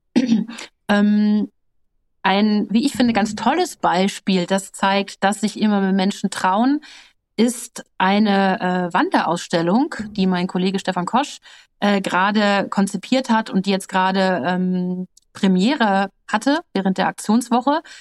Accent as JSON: {"language": "German", "region": "North Rhine-Westphalia", "country": "Germany", "tie": "born or raised there", "said": "ich bin ein Landkind, ne, ich bin schön in Westfalen auf dem Land groß geworden"}